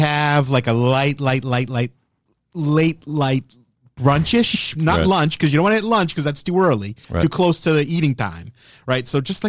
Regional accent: United States; I'm an American.

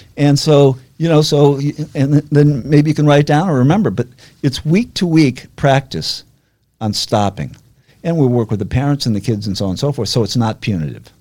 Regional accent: Weston, Massachusetts, United States; I was brought up in Weston, which is was a little different back then than now

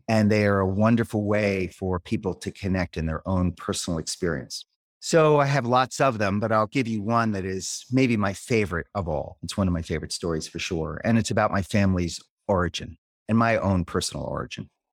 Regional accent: Philadelphia, Pennsylvania, United States; moved away as an adult; now in Peterborough, United States; I grew up in Philadelphia, where I lived for many years, uh, until I was about forty.

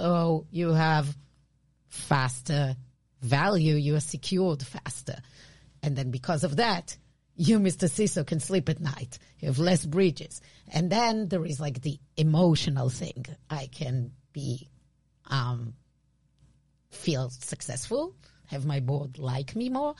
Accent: Israel; accent: Israeli; English is a second language; my Israeli accent.

